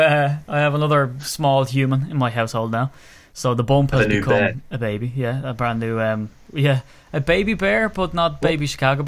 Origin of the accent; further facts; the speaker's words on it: Ireland; being Irish